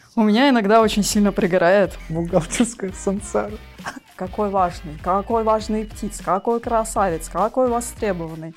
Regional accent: Magadan, Magadan Oblast, Russia; moved away; also born or lived in Krasnodar / Saint Petersburg; я родилась в Магадане, но долго-долго перебиралась

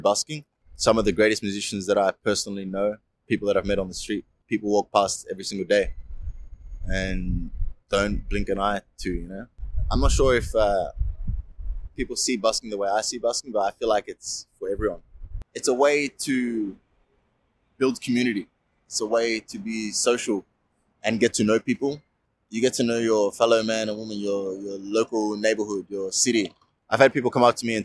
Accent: Melbourne, Victoria, Australia; I'm from Melbourne City.

